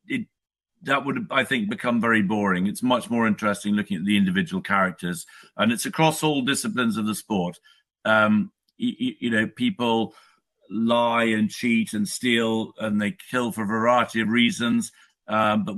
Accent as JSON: {"language": "English", "country": "United Kingdom", "said": "I'm a Brit, I live in the UK"}